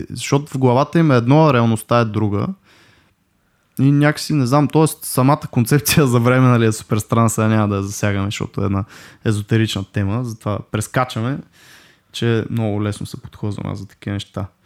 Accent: Russia; да дам пак доста простичък с руски язик, който аз съм ходил до 7 клас на руски язик. Uh, нищо, че съм руснак, нали, си го знам говоримо перфектно

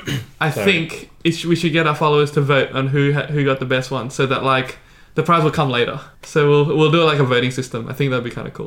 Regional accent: Sydney, New South Wales, Australia; we're all from Sydney

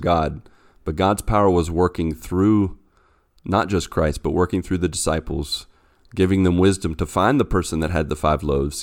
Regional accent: West Virginia, United States; moved away as an adult; now in Brazil; I am originally from West Virginia, and I've been here in Brazil for the past seven years

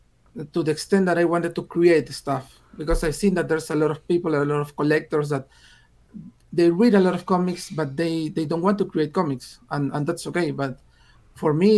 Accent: Peru; English is a second language; I'm from Peru and I started writing in English

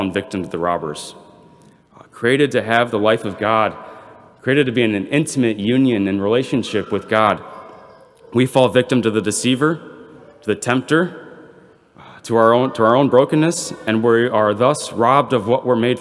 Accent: Belvidere, Illinois, United States; I'm from Belvedere

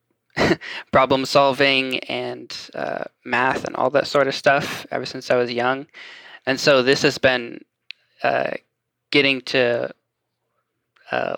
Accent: Franklin, Tennessee, United States; I'm from Franklin area, just south of Nashville

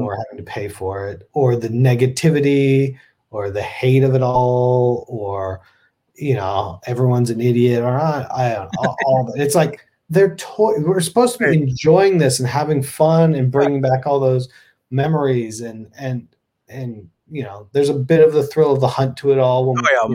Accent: Texas, United States; moved away; a Texan originally

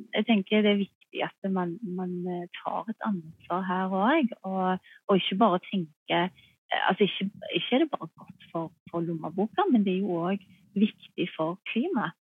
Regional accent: Norway; her hjemme i Norge

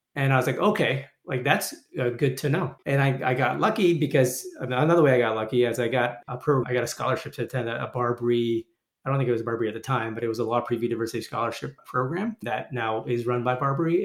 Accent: Toronto, Ontario, Canada; moved away; They immigrated to Canada in the 70s, which is where I was born. I was born in Toronto. I am still a proud Canadian

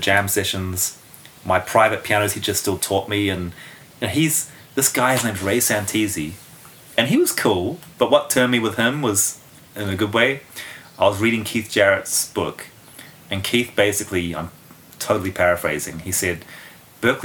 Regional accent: Auckland, New Zealand; moved away as an adult; also born or lived in London, United Kingdom; now in Los Angeles, United States; growing up in Auckland

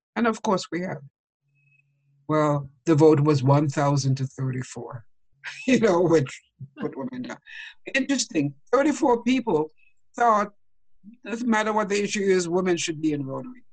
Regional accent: Jamaica; I grew up in Jamaica

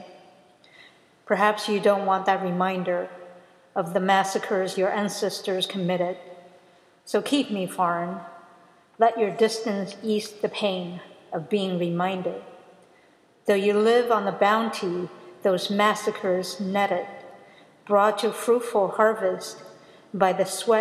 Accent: United States; I'm American

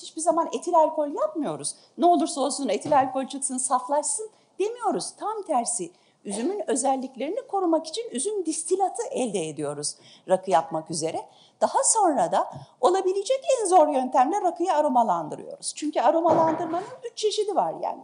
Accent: Istanbul, Turkey; also born or lived in Ankara; Ben İstanbulluyum

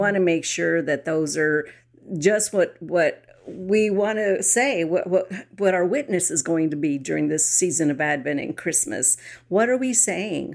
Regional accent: San Antonio, Texas, United States; I grew up in San Antonio

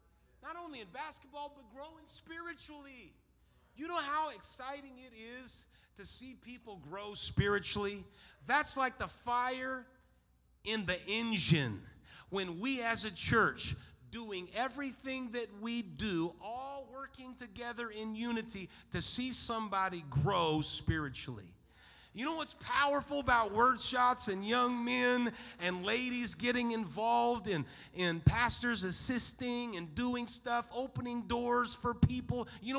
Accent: Ireland; Well, I'm Irish. That's what we do. We get mad.

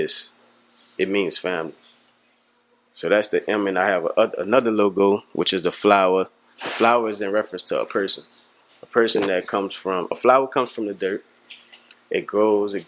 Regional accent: New Orleans, Louisiana, United States; also born or lived in Houston; I'm from the Magnolia Projects

